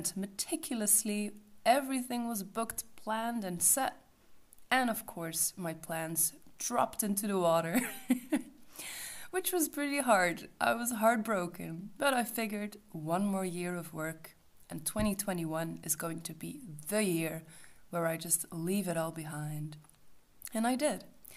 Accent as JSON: {"language": "English", "country": "Belgium", "said": "I'm from Belgium, a country with no mountains at all."}